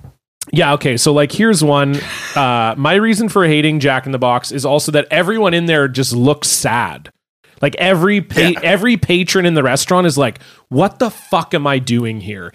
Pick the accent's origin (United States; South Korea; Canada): Canada